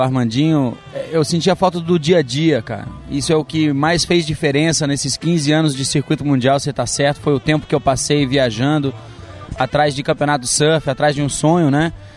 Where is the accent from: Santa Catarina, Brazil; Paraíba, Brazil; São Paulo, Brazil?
Santa Catarina, Brazil; Balneário Camboriú; em Balneário Camboriú, onde eu cresci